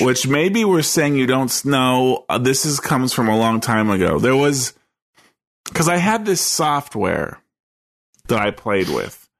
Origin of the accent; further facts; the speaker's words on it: East Coast, United States; I grew up on the east